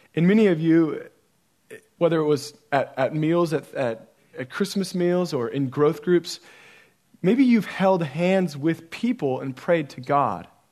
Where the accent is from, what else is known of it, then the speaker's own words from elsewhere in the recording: Central Oregon, United States; I grew up in Central Oregon